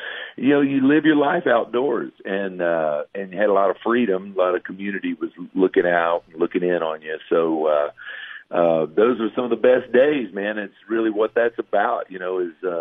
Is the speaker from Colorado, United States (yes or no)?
no; Florida, United States; moved away as an adult; I moved back to my home state of Florida where I'm from. I live in the panhandle of Florida down here on the Gulf Coast